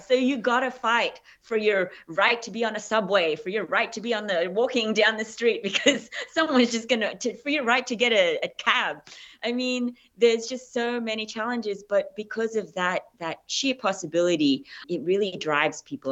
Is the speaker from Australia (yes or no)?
yes; Australia; accent: Australian; moved away as an adult; also born or lived in Philippines; now in United States; I'm Filipino. I was raised in Australia